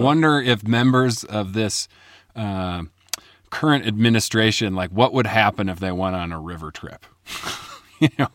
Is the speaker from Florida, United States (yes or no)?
no; Chicago, Illinois, United States; moved away as an adult; also born or lived in Indiana; now in Colorado, United States; I grew up in Chicago.